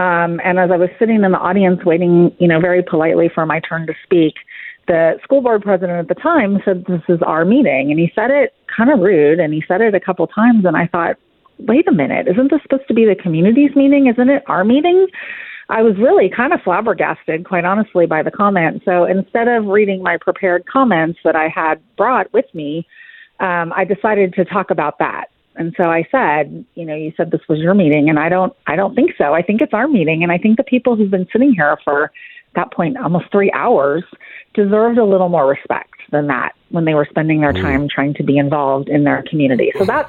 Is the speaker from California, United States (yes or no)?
yes; California, United States; now in Frisco, United States; And my husband and I moved here 9 years ago. I was born and raised in California, lived there my entire life, and we moved here due to my job promotion.